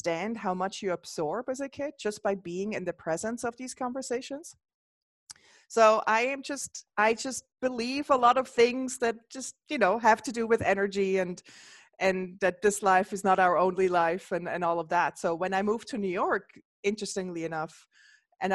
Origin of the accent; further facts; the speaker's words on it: Switzerland; now in United States; I grew up in the Swiss Alps and the area of Switzerland I grew up was like that state I grew up in was the first state that allowed for holistic healers in Switzerland to open shop